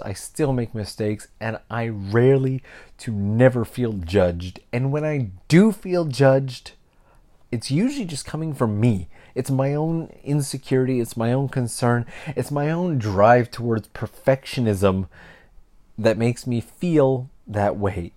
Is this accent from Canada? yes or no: yes; Canada; I'm from Canada. I grew up surrounded by people from other countries, all the way from elementary school